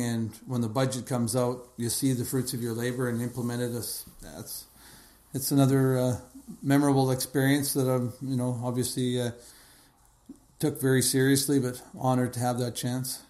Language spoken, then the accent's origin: English; Edmonton, Alberta, Canada; moved away as an adult; now in Kelowna, Canada; growing up in Edmonton, uh, we had uh, you know, youngest of four boys